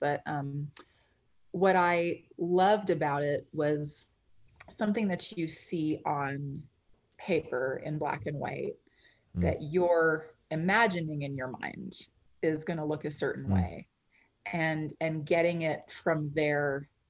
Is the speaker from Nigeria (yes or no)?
no; Canada; also born or lived in London; Well, I'm Canadian. Sort of grew up all over the place.